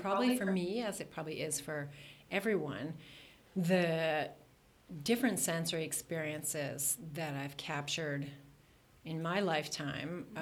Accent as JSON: {"language": "English", "town": "Toronto", "region": "Ontario", "country": "Canada", "tie": "born or raised there", "moved": "as an adult", "lives_now": "Sweden", "said": "I grew up in Toronto, which is basically landlocked."}